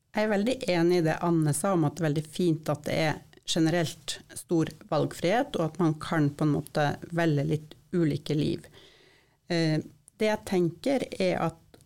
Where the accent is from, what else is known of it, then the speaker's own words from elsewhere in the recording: Sør-Varanger Municipality, Finnmark, Norway; moved away as an adult; jeg er født og oppvokst i Sør-Varanger kommune